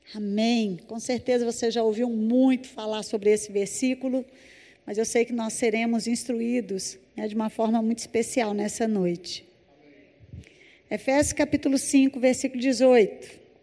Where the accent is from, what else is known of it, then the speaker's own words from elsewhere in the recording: Belo Horizonte, Minas Gerais, Brazil; Eu sou de Belo Horizonte, Minas Gerais